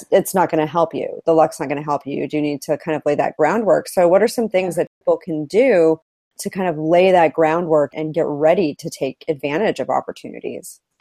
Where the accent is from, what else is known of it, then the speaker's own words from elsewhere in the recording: Idaho, United States; growing up in Idaho